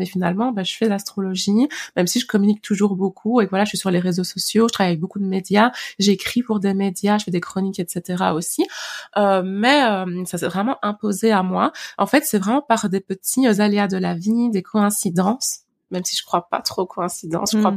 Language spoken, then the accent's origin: French; Liège, Wallonia, Belgium; j'ai grandi vraiment à Liège Centre